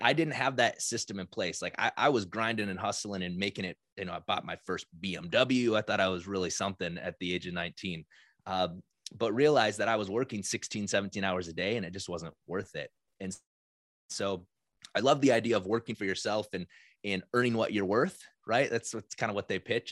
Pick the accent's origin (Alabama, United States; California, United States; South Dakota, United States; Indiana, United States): South Dakota, United States; now in Minnesota, United States; 'cause I grew up in South Dakota